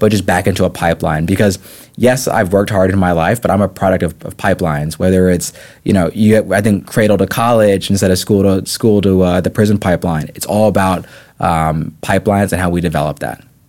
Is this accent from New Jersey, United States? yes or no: no; the Peninsula, Virginia, United States; also born or lived in Japan; I call myself a true son of the Peninsula Peninsula